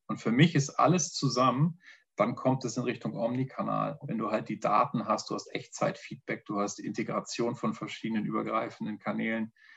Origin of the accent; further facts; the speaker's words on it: Northern Germany, Germany; now in Vienna, Austria; Erstmal vorweg ein Moin Moin. Das gibt schon mal so eine kleine Intention, wo ich herkomme